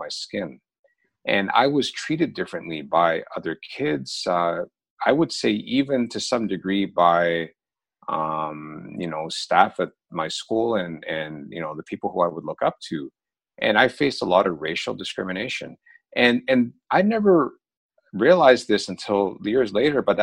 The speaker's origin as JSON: {"language": "English", "town": "Oshawa", "region": "Ontario", "country": "Canada", "tie": "born or raised there", "also_born_or_lived": "London, England / Toronto", "said": "I was born in London, England. My parents were immigrants from Pakistan there. And they moved to Canada when I was very young. I was 5 years old. And we initially lived in Toronto for a couple of years. But then we moved to a smaller town / city east of Toronto, about 30 miles, called Oshawa."}